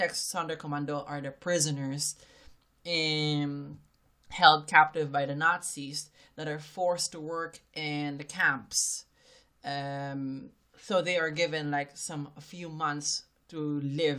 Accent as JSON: {"language": "English", "country": "Philippines", "tie": "born or raised there", "moved": "yes", "said": "from my home country, the Philippines"}